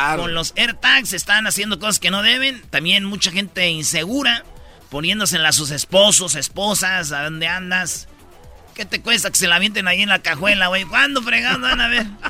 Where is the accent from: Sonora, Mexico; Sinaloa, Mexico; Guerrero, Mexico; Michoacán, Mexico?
Michoacán, Mexico; Jiquilpan; allá en mi pueblo, en Jiquilpan, Michoacán